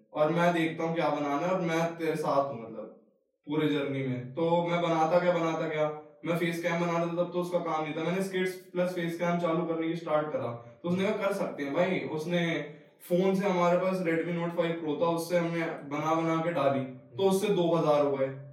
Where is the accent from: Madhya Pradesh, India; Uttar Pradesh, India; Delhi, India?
Delhi, India; मैं आता हूँ दिल्ली के उस तबके से जहाँ पे जिसको ईस्ट दिल्ली बोलते हैं